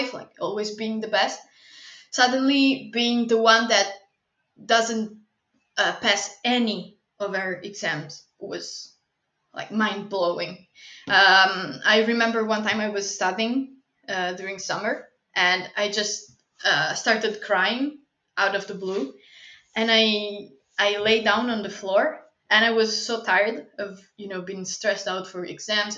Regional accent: Italy; I come from Italy

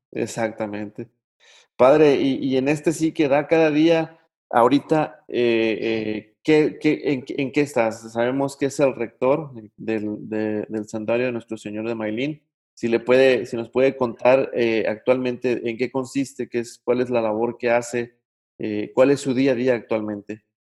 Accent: Mexico; uno como mexicano

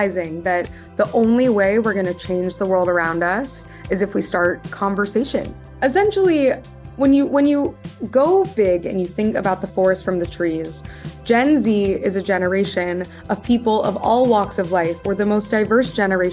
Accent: Midwest, United States; moved away as an adult; also born or lived in East Coast; born in the Midwest, and my whole story really starts when I was growing up in an environment where I was very different from my peers

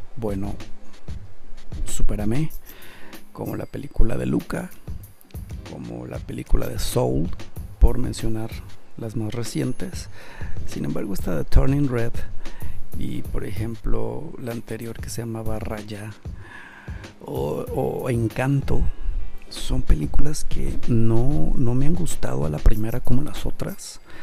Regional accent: Mexico; nosotros como mexicanos

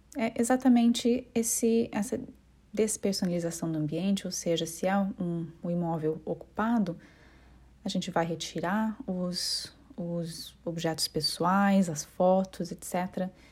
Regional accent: Curitiba, Paraná, Brazil; accent: curitibana; moved away as an adult; now in London, United Kingdom; eu sou de Curitiba, porém eu me mudei para Londres há aproximadamente cinco anos

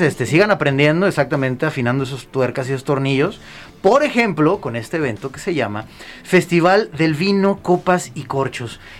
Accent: Guadalajara, Jalisco, Mexico; Yo soy de la Capilla de Jesús, pero estamos ahí pegaditos

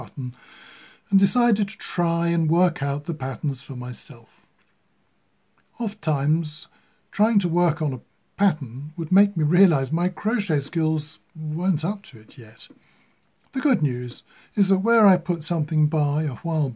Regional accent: United Kingdom; I am British

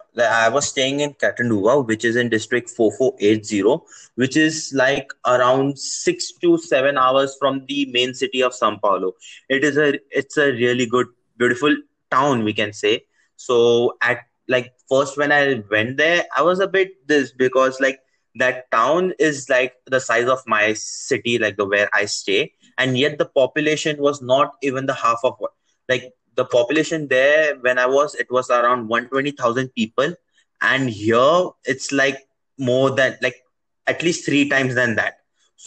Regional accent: India; also born or lived in Navi Mumbai, India / Brazil; I'm from India.

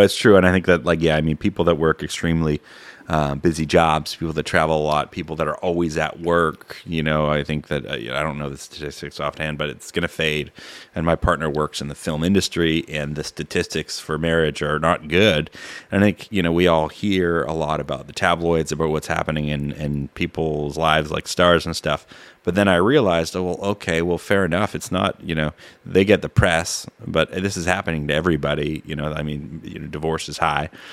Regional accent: Peterborough, Ontario, Canada; I know C K V R because I grew up in Peterborough

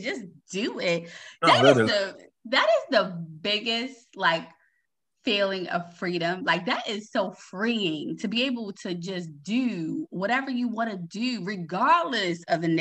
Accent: Baltimore, Maryland, United States; I'm from Baltimore

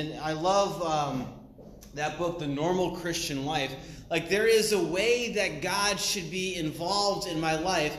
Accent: New England, United States; I'm from New England, so we eat meat, potatoes, we work hard, and we're very Baptist

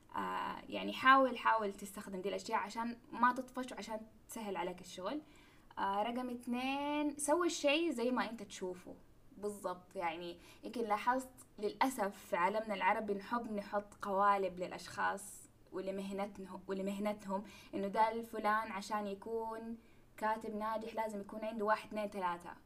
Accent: Mecca, Makkah Province, Saudi Arabia; أنا ترى من مكة وأدرس في جدة كنت

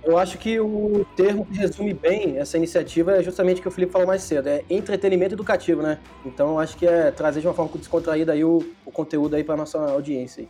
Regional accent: Germany; now in Brazil; eu nasci na Alemanha, né? Vivi metade da minha vida lá

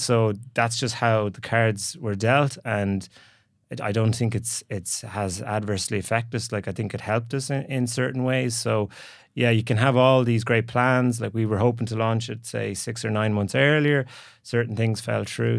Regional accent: Galway, Connacht, Ireland; moved away as an adult; also born or lived in San Francisco / Dublin; I'm from Galway originally

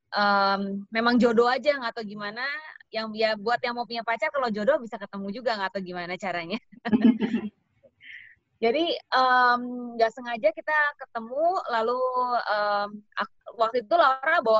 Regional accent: Jakarta, Indonesia; born there; Aku orang tua bener-bener orang Solo. Aku sendiri lahirnya sih di Jakarta.

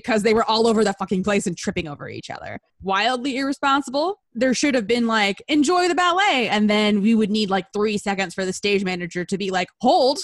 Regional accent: Southern California, United States; I was a script assistant at like a big regional theater in my hometown.

